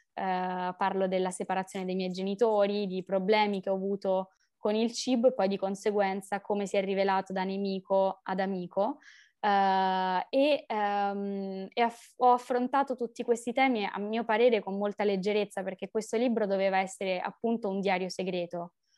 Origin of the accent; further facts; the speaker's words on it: Rome, Lazio, Italy; sono di Roma